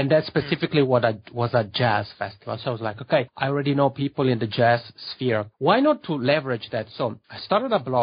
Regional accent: Locarno, Ticino, Switzerland; accent: Macaroni; English is a second language; moved away as an adult; also born or lived in Lugano, Switzerland / Toronto, Canada; now in Helsinki, Finland; I'm from a city called Locarno, which is maybe half an hour drive from Lugano.

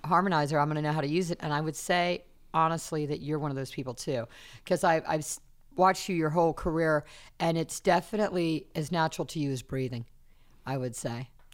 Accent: South Carolina, United States; moved away; also born or lived in Fontana, California; I'm from South Carolina

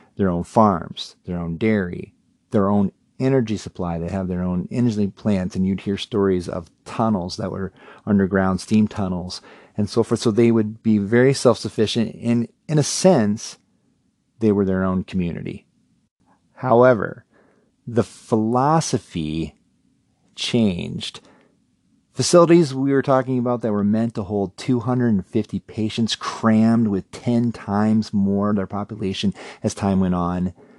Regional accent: Cherokee, Iowa, United States; growing up in Cherokee, Iowa

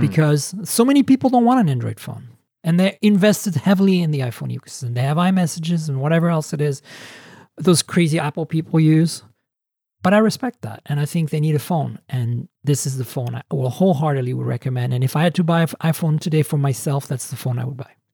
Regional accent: Canada; I am a Canadian

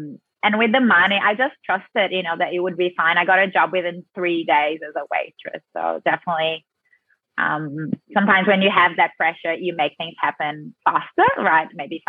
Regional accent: Brazil; accent: South American; now in Australia; Yes, I have that South American Latina flavor in me very strongly.

